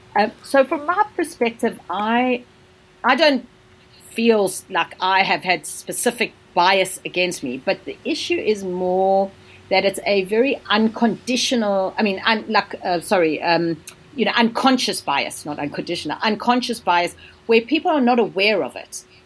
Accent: South Africa; also born or lived in India; now in London, United Kingdom; I'm South African. So, I come from a country where there is massive income inequalities.

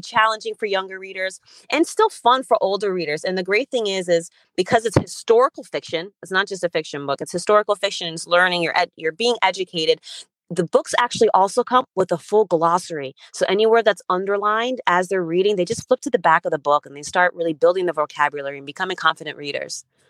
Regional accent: Stamford, Connecticut, United States; English is a second language; also born or lived in Berlin, Germany / Uganda; And I grew up in Stamford, Connecticut from the age of six. And growing up I was an ESL student.

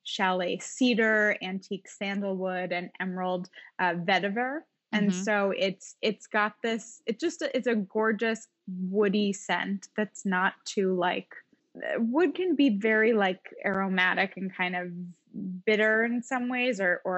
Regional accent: Watertown, Massachusetts, United States; moved away as an adult; also born or lived in Connecticut; now in New York, United States; I grew up in Watertown, Massachusetts, but I went to college in Connecticut.

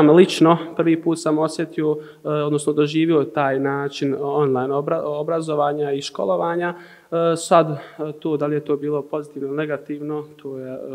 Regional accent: Maglaj, Federation of Bosnia and Herzegovina, Bosnia & Herzegovina; also born or lived in Zenica; E, dolazim iz Maglaja, e, završio sam medicinsku srednju školu u Zenici, trenutno pohađam e, opću medicinu na medicinskom fakultetu univerziteta u Zenici. Imam 20

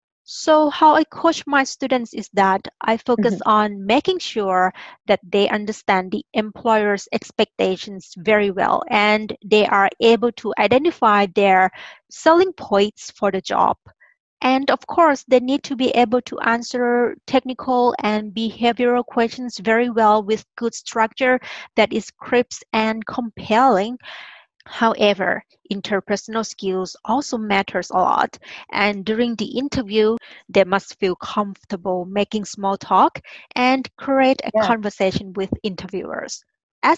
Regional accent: Thailand; English is a second language; moved away; And you know, I'm originally from Thailand. We call ourselves monotone people. We have just one tone.

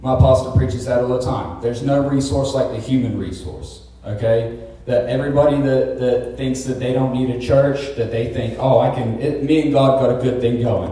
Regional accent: Felicity, Ohio, United States; also born or lived in Ipswich, England; I was raised in a tiny little farm town called Felicity on the east

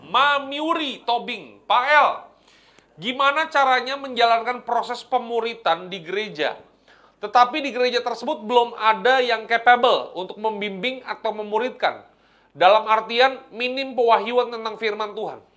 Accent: North Sumatra, Indonesia; ya terus kami orang Batak makanan

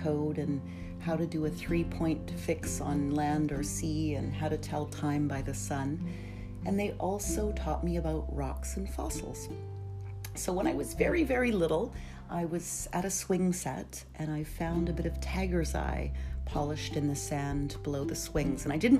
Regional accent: Norway; also born or lived in Canada; So I am Norwegian Canadian and I grew up in Norway and Canada.

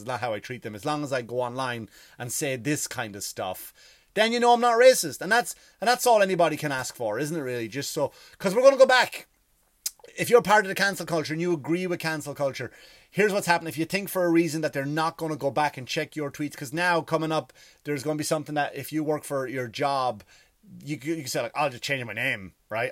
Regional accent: Ireland; moved away; I am Irish

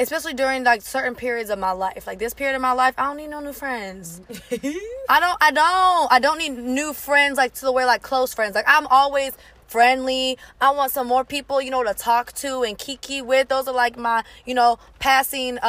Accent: Orange County, California, United States; moved away as an adult; now in Tennessee, United States; I'm from the West Coast, so this hit really close to home. And I am specifically from Orange County

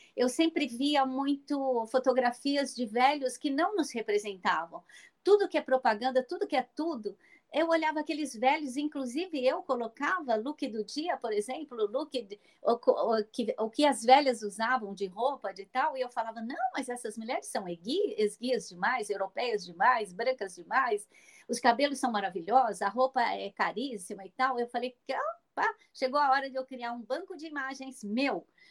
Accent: Minas Gerais, Brazil; moved away as an adult; em Minas Gerais, naquela cidade onde eu nasci, onde eu vou a cada três semanas porque eu tenho uma mãe de 87 anos lá no interior

